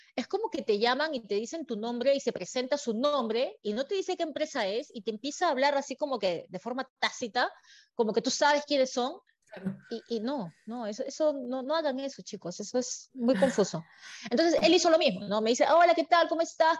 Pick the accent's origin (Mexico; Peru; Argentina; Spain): Peru; moved away as an adult; now in Dubai, United Arab Emirates; lo que extraño de Perú, obviamente, como buena peruana, es la comida